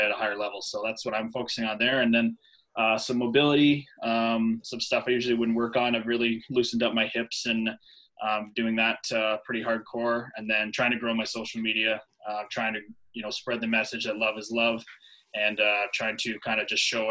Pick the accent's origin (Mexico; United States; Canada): Canada; Newmarket, Ontario; I grew up in Newmarket, Ontario